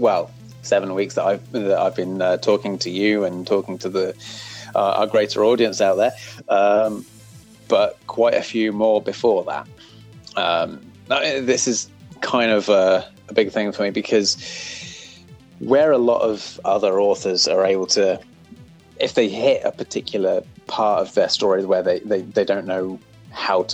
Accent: United Kingdom; I'm British

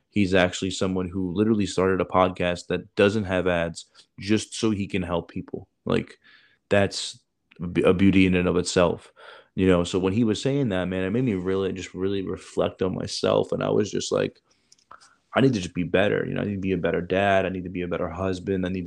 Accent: Chicago, Illinois, United States; I'm a doctor, and I grew up in Chicago in the inner city, and I had nothing

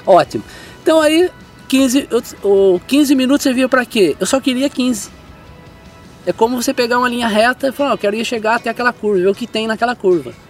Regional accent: Salesópolis, São Paulo, Brazil; eu sou o brasileiro paulista que nasceu em Salesópolis

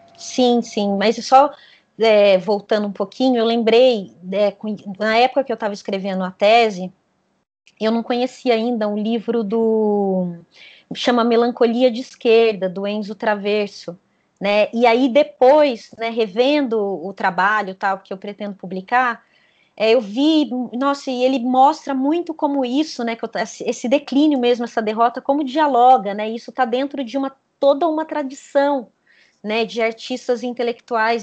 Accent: south of Minas Gerais, Brazil; na cidade onde eu cresci, né, uma cidade pequenininha, é, do sul de Minas Gerais

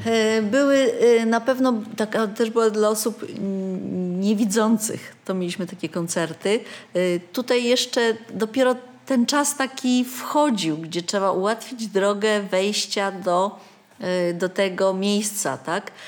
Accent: Wrocław, Lower Silesian Voivodeship, Poland; moved away as an adult; now in Oborniki Śląskie, Poland; byłam rodowitą wrocławianką

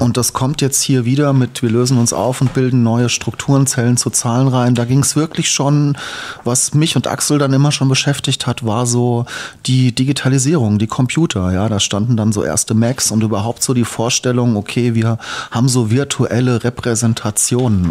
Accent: East Hesse, Germany; also born or lived in Darmstadt; geboren bin ich in Darmstadt. Mhm in Heine sozusagen. Dann bin ich in Osthessen aufgewachsen. In der Nähe zu, zwischen Fulda, Schlüchtern, mein Kinzigkreis

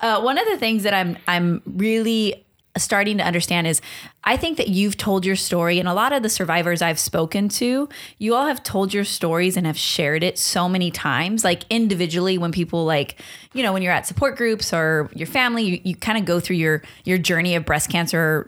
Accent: Long Beach, California, United States; I'm from Long Beach, very proudly

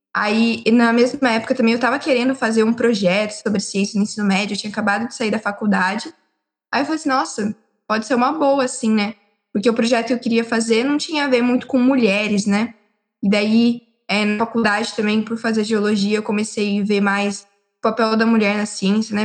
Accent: Limeira, São Paulo, Brazil; Eu sou da cidade de Limeira e eu moro em Limeira

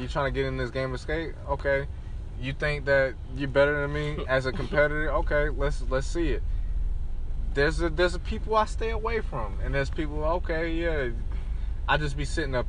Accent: Atlanta, Georgia, United States; I am from Atlanta.

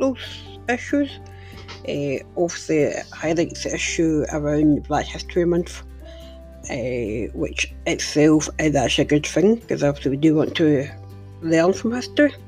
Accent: Glasgow, Scotland, United Kingdom; my hometown of Glasgow

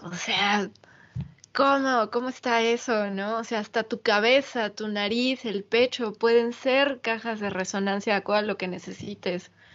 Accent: Mexico City, Mexico; mi infancia en Ciudad de México

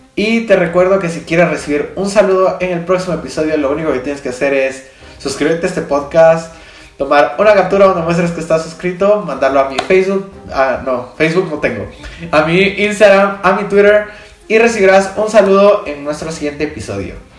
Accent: Guatemala; yo soy de Guatemala, tenemos quetzales

